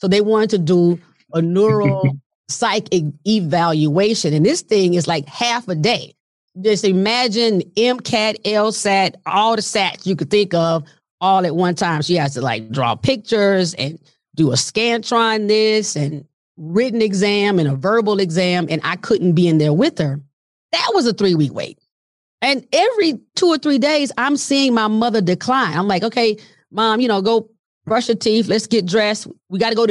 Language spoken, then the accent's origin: English; Montgomery, Alabama, United States; moved away; we were in Montgomery, Alabama at the time. That's where my parents lived primarily and love my hometown